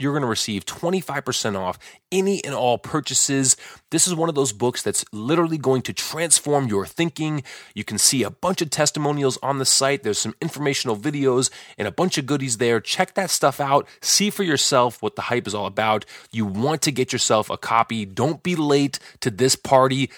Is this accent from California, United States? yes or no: no; Chicago, Illinois, United States; we're both from Chicago or from the Chicago area